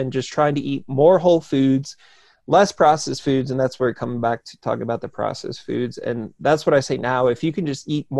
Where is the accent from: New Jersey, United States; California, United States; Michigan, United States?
New Jersey, United States; because I grew up in New Jersey